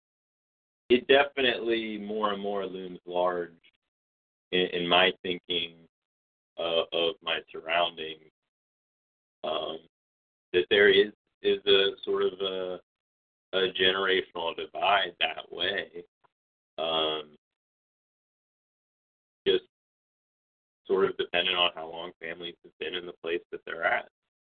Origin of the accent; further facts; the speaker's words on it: Morgantown, West Virginia, United States; we grew up here in West Virginia and how we grew up, how we were raised. We're sort of first-generation Appalachians